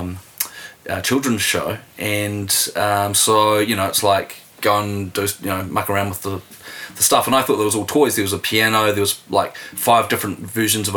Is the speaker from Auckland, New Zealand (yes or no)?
no; Wellington, New Zealand; also born or lived in Dunedin; 80s in Dunedin and then Wellington, but we're growing up in Wellington